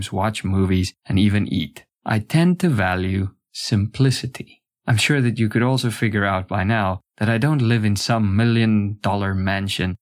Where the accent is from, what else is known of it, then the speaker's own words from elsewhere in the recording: South Africa; now in South Korea; I was born and raised in South Africa. I'm an Afrikaner, both ethnically and culturally.